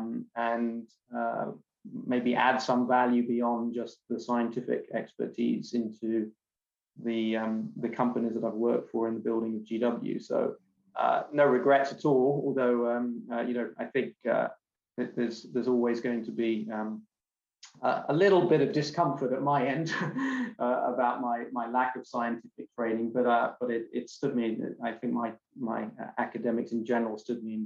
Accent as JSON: {"language": "English", "region": "London", "country": "United Kingdom", "tie": "born or raised there", "also_born_or_lived": "Bristol", "moved": "as an adult", "lives_now": "California, United States", "said": "I'm born and bred in London"}